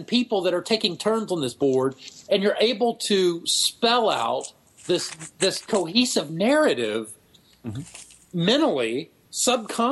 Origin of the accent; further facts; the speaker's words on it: Texas, United States; Tyler's closer to my hometown, but no, I'm in Central Texas